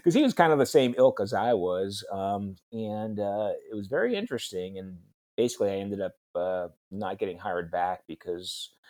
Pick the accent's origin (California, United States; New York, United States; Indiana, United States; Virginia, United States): New York, United States; upstate; moved away as an adult; also born or lived in Oregon / Madison, Wisconsin; now in Alabama, United States; I was born and raised in upstate New York